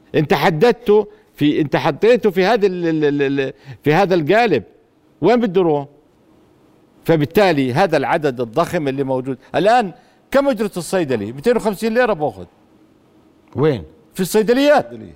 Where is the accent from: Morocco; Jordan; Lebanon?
Jordan; Madaba, Madaba Governorate; روحت من من من السابع على مدينتي في مادبه